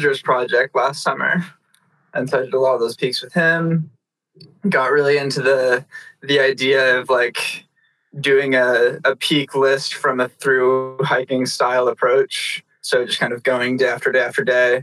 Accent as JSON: {"language": "English", "town": "Spokane", "region": "Washington", "country": "United States", "tie": "born or raised there", "said": "I'm from Spokane, Washington, which is on the very far east side of Washington State"}